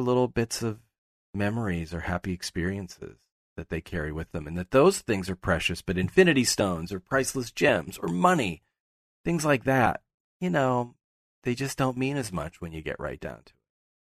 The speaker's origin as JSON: {"language": "English", "town": "Pittsburgh", "region": "Pennsylvania", "country": "United States", "moved": "yes", "said": "I'm from Pittsburgh. Pittsburghers are very proud of their town. And, you know, I've lived away from there for much longer now than I live there."}